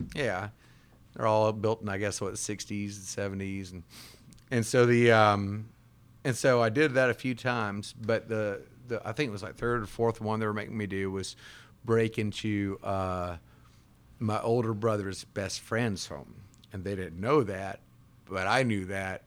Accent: Jackson, Mississippi, United States; we were living in South Jackson, which, if you know anything about growing up in South Jackson

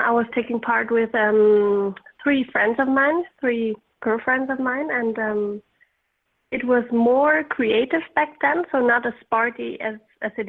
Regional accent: Samnaun, Graubünden, Switzerland; I grew up in Samnaun, where the Clawau takes place every year.

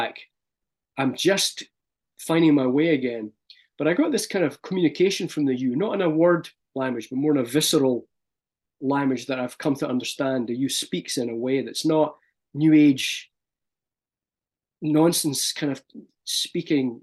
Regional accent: Scotland, United Kingdom; moved away as an adult; as a Scottish person

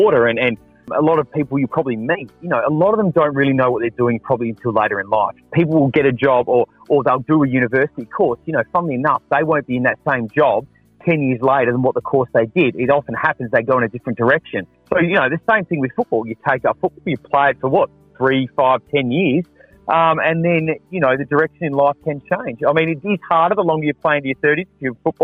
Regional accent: Adelaide, South Australia, Australia; I was born and bred in Adelaide, 100%

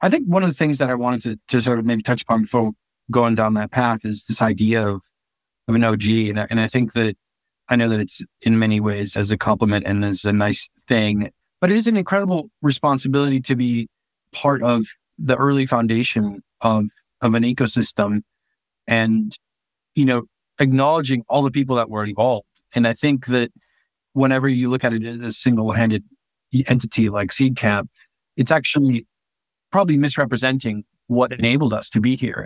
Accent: Honduras; also born or lived in United States; now in United Kingdom; I'm from Honduras, I wasn't able to stay in the US with the visa that I had

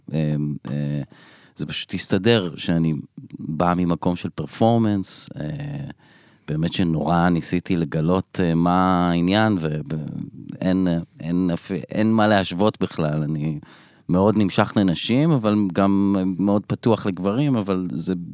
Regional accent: Elon Moreh, Israel; born or raised there; also born or lived in Bat Yam

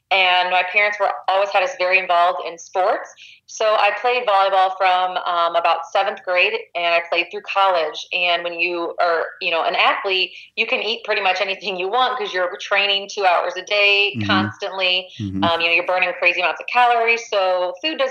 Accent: Missouri, United States; I grew up in a small town about an hour west of St. Louis, and I grew up on a farm.

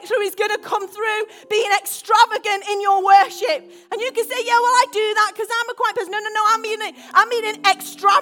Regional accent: United Kingdom; I'm very British

